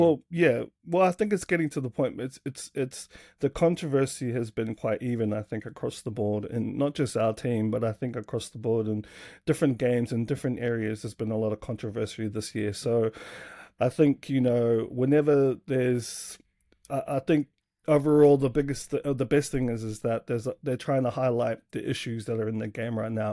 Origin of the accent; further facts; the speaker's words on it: Sydney, New South Wales, Australia; now in New Zealand; born and raised in, uh, Sydney there